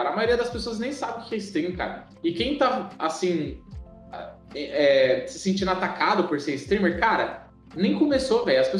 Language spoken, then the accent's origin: Portuguese; São Paulo, Brazil; Cara, eu vim, eu vim de São Paulo, capital, velho.